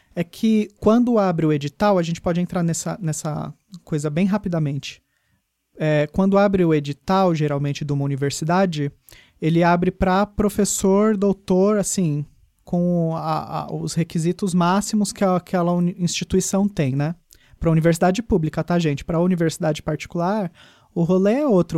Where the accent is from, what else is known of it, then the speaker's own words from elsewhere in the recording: São Paulo, Brazil; daqui de São Paulo, que é de onde eu sou?